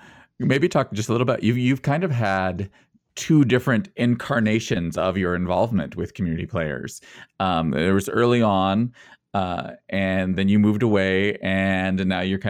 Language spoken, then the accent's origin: English; Sutton, Nebraska, United States; I'm originally from Sutton, so not too far.